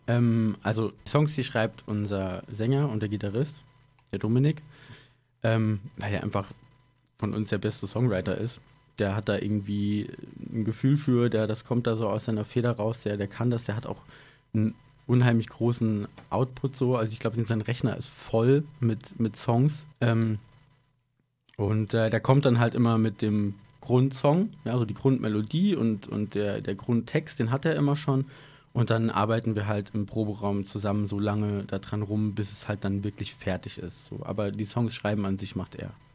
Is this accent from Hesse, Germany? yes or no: no; Idar-Oberstein, Rhineland-Palatinate, Germany; moved away as an adult; also born or lived in Koblenz / Frankfurt / Berlin; wir kommen ursprünglich alle aus dem Raum Ida Oberstein, deswegen auch mit der Schule, dass wir uns da halt schon kannten